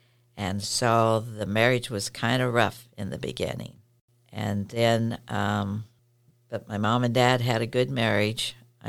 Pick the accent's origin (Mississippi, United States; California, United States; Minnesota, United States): California, United States; Visalia; now in Connell, United States; I grew up in California, a little town called Visalia, and my grandfather was from Portugal, and he came over on as a stowaway.